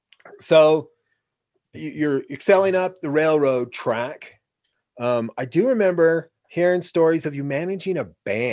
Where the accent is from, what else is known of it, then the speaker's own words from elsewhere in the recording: Oregon, United States; I grew up in Oregon